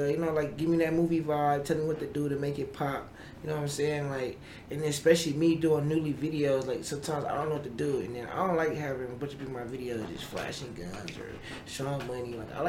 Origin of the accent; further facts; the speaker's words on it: Buffalo, New York, United States; Yeah, I'm from Buffalo.